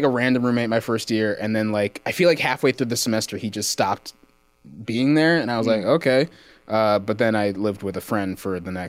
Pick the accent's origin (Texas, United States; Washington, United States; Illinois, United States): Texas, United States; Plano; born or raised there; moved away as an adult; also born or lived in Austin, Texas; now in Los Angeles, United States